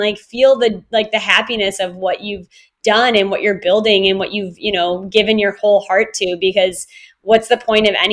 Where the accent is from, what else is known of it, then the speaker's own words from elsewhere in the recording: Wisconsin, United States; moved away; also born or lived in Chicago, Illinois / California / Australia; I grew up in Wisconsin and I love Wisconsin so much.